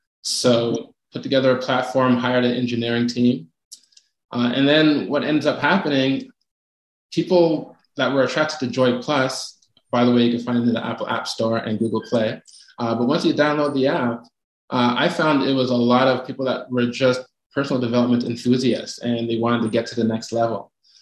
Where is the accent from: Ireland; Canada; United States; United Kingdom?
Canada; also born or lived in Toronto; I'm in Toronto, so I'm the Canadian in the bunch.